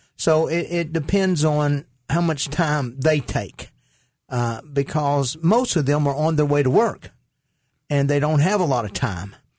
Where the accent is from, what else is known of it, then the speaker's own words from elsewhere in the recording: Caruthersville, Missouri, United States; I grew up in Caruthersville, Missouri